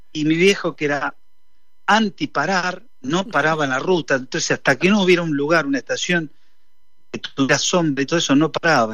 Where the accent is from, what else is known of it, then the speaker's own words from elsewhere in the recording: San Nicolás de los Arroyos, Buenos Aires Province, Argentina; moved away; salí de San Nicolás, primero que nací